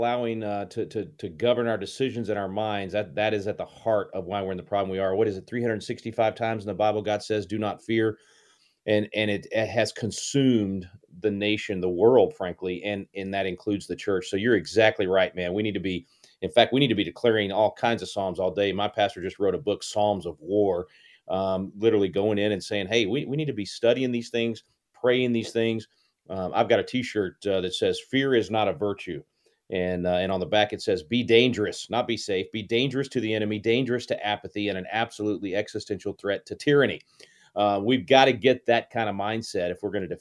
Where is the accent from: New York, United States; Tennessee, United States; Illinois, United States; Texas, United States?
Texas, United States; Wylie; I'm from Wiley, brother. Went to high school in Wiley